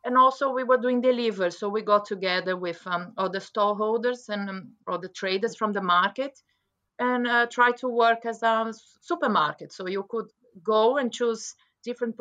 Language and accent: English; Brazil; moved away as an adult; also born or lived in London, England / West Oxfordshire, England; now in Oxfordshire, United Kingdom; I'm from Brazil